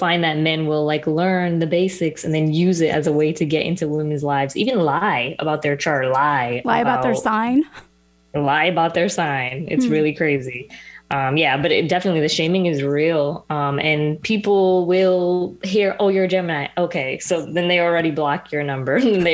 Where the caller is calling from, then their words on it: Ocala, Florida, United States; I'm …, and I'm joining you from Florida, Ocala, to be exact.